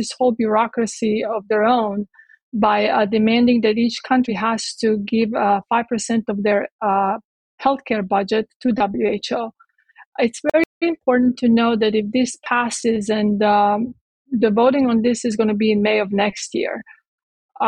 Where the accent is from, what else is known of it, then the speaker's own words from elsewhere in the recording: Croatia; now in United States; I grew up in Yugoslavia, in Croatia.